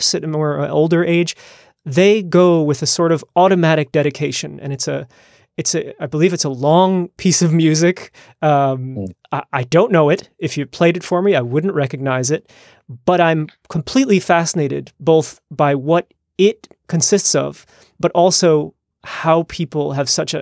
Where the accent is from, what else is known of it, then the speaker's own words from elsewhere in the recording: United States; moved away as an adult; now in Netherlands; I grew up in the United States